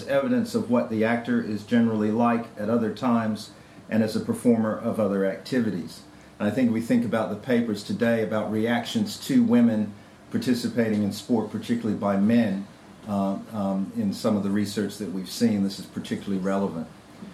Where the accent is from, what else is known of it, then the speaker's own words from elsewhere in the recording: South Africa; So, I confess that I am South African-centric in most of my analysis and discussion because that's my background.